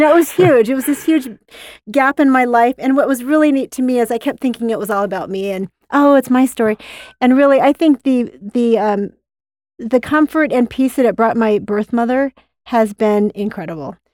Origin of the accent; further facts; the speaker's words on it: Utah, United States; I grew up in Utah County